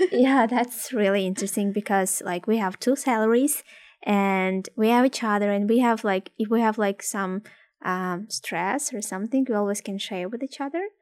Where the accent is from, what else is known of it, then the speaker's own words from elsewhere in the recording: Ukraine; English is a second language; moved away as an adult; also born or lived in Odessa; now in Canada; I'm from Ukraine